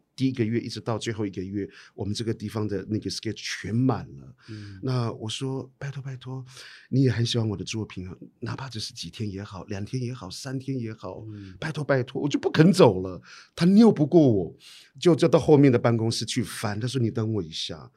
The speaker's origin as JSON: {"language": "Chinese", "country": "Taiwan", "first_language": "Amis", "second_language": "Chinese", "moved": "yes", "said": "母语啊，我听的能力百分之九十五以上啊。我可以直接现场每翻中， 就阿美族"}